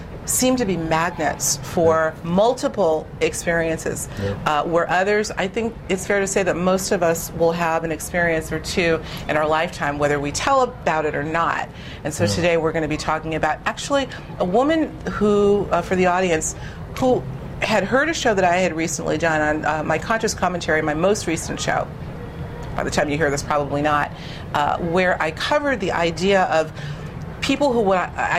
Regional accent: Boston, Massachusetts, United States; I'm from Boston

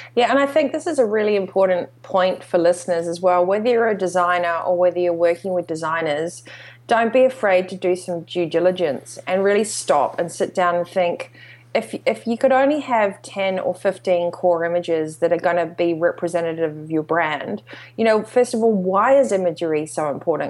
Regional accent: New Zealand; also born or lived in Australasia; growing up in New Zealand and, and Australasia

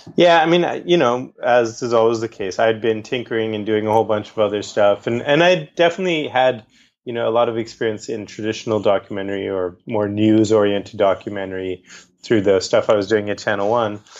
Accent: Boston, Massachusetts, United States; I grew up in Boston, Massachusetts, where I was born

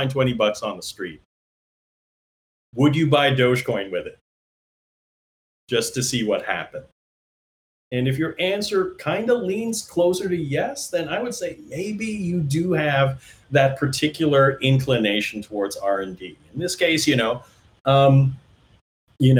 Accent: Canada; moved away; also born or lived in Toronto; I'm a Canadian

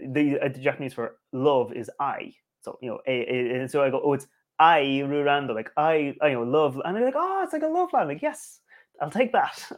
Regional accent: Ireland; From Ireland.

